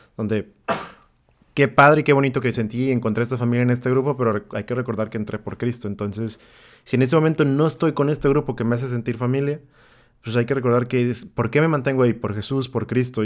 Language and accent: Spanish; Tepic, Nayarit, Mexico; tres tíos en Tepic, de donde soy yo